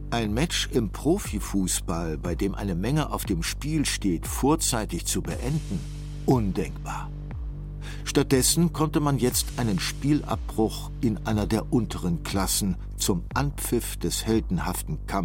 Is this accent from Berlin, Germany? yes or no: no; Cologne, North Rhine-Westphalia, Germany; In meiner Heimatstadt Köln gehörten und gehören schwarze Menschen, Ostasiaten oder Menschen aus Klein- und Vorderasien zum Straßenbild.